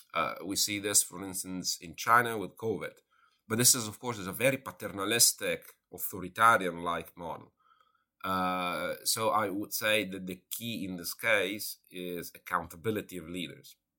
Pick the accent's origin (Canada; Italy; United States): Italy; moved away; I'm originally from Italy